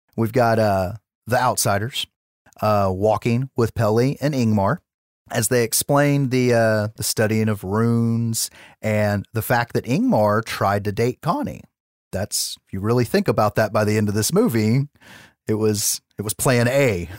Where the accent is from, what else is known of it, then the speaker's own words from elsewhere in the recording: United States; I'm an American